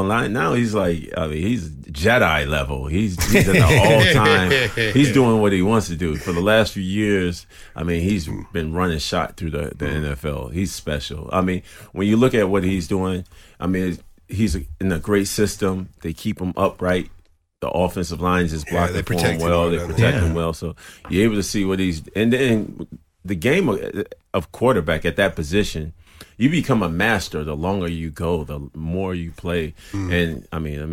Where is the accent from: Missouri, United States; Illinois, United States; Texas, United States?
Illinois, United States; Chicago; that was my city. Well, I'm from Chicago